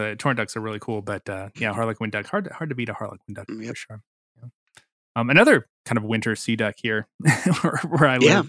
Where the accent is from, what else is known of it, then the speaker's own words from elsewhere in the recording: Missouri, United States; now in North Carolina, United States; Missouri. I grew up in Missouri.